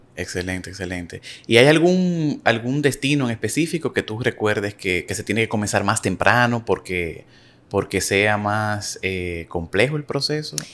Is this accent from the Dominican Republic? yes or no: yes; Dominican Republic; yo como dominicano, tengo que buscar una visa para irme en un programa a Europa